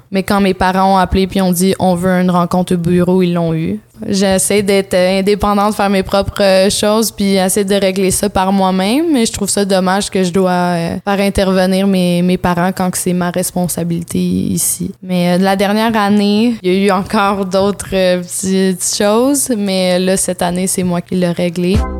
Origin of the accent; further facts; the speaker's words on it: North Shore of Montreal, Quebec, Canada; also born or lived in Vancouver, Canada; je suis née à Vancouver, mais euh, mon père euh, est né sur une réserve autochtone qui s'appelle Kiliganzibi. C'est au Québec, mais c'est très près d'Ottawa. comme je suis, j'ai habité sur la rive nord de Montréal